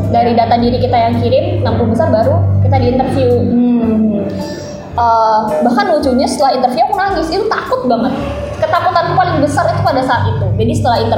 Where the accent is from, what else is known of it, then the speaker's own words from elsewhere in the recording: Kalimantan, Indonesia; aku dari Kalimantan jauh banget gitu major aku juga nggak sesuai sama tema yang udah ada